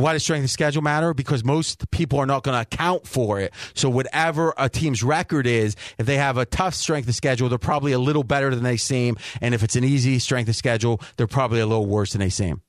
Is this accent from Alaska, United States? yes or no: no; Ohio, United States; moved away as an adult; now in Las Vegas, United States; Where I grew up in Ohio, right around Pittsburgh, right an hour from Pittsburgh